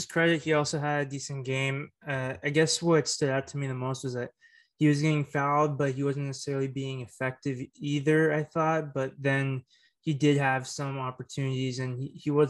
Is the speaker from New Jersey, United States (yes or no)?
no; Martinez, California, United States; my hometown, Martinez, California